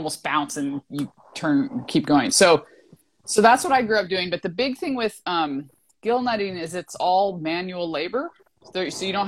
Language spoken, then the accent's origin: English; Alaska, United States; now in California, United States; I was born and raised in Alaska